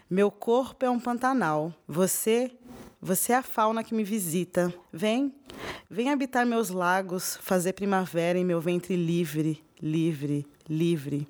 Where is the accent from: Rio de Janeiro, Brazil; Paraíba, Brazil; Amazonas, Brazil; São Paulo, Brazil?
Rio de Janeiro, Brazil; accent: carioca; quando eu fico nervosa, eu fico com um sotaque muito carioca